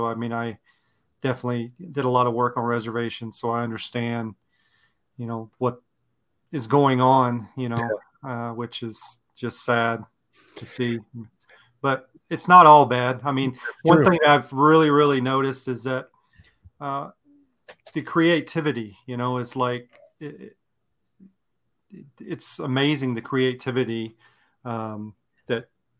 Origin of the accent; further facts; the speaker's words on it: Mississippi, United States; I grew up in Mississippi back in those times.